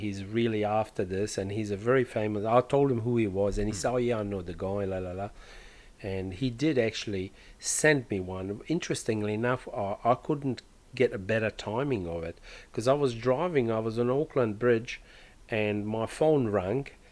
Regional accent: Croatia; moved away; where I come from. I was born in Croatia

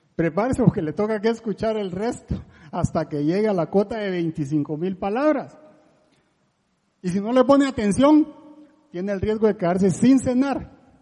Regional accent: La Gomera, Escuintla, Guatemala; now in Costa Rica; ni soy español, yo soy de Guatemala y ahora medio tico

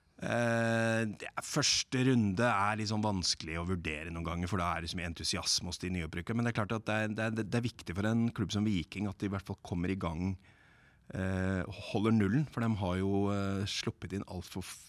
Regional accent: Lillehammer, Innlandet, Norway; jeg er fra Lillehammer

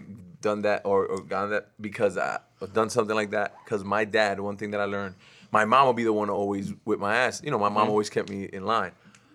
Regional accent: Corona, California, United States; born there; Yeah, I was born in Corona. I was almost born in DR, but my mother and father argued and they decided to do their thing over here.

